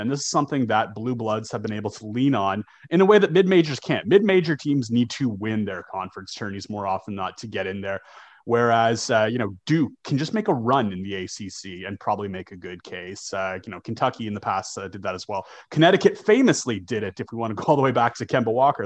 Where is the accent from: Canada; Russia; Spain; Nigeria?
Canada; growing up in Canada